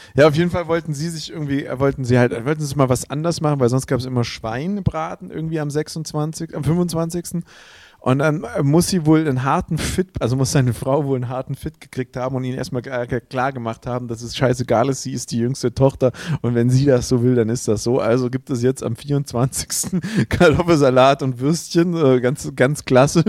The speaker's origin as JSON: {"language": "German", "area": "Swabia", "region": "Baden-Württemberg", "country": "Germany", "accent": "Swabian", "said": "keinem gefällt unser Dialekt. Immer wenn es um Dialekte geht, heißt der schwäbische Dialekt ist der hässlichste"}